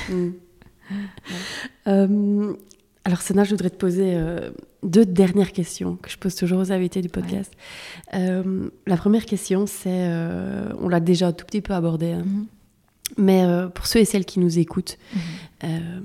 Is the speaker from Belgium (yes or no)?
yes; Belgium; je suis née en Belgique, je suis belge